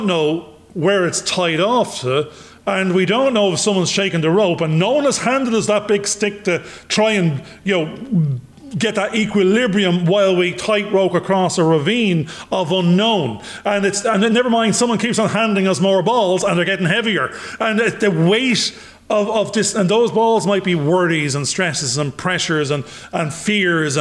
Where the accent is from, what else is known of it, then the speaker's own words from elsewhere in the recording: Ireland; accent: Irish; my Irish accent